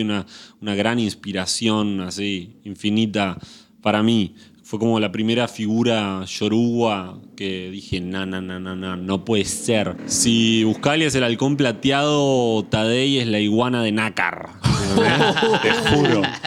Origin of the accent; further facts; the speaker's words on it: Montevideo, Uruguay; moved away as an adult; now in Buenos Aires, Argentina; naturalmente nací en Montevideo y en Uruguay